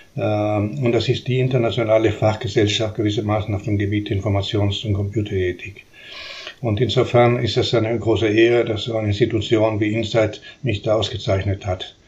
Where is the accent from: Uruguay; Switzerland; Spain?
Uruguay; first language Spanish; German is a second language; moved away as an adult; also born or lived in Chile / Buenos Aires, Argentina / Stuttgart, Germany; now in Karlsruhe, Germany; ich bin in der Tat in Uruguay geboren äh, und habe ich dort bis zu meinem 17. Lebensjahr verbracht.